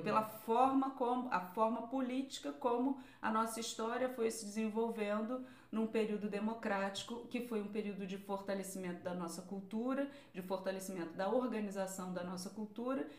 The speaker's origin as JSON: {"language": "Portuguese", "region": "Rio de Janeiro", "country": "Brazil", "accent": "carioca", "moved": "yes", "lives_now": "Portugal", "said": "Eu sou do subúrbio do Rio de Janeiro"}